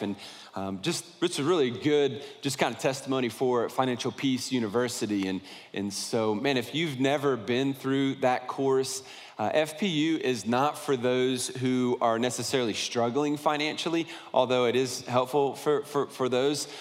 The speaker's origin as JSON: {"language": "English", "town": "Columbus", "region": "Ohio", "country": "United States", "tie": "born or raised there", "said": "I was born right outside of Columbus, Ohio"}